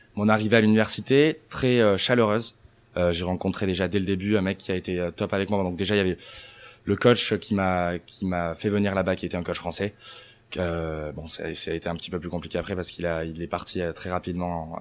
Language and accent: French; Anglet, Nouvelle-Aquitaine, France; moved away as an adult; also born or lived in Bayonne; now in United States; Je suis né à Bayonne. J'ai toujours habité euh, à Anglette.